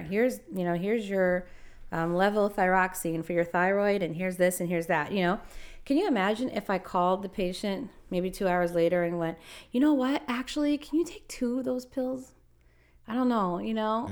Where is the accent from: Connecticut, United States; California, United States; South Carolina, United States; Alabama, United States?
California, United States; Los Angeles; moved away; I'm from Los Angeles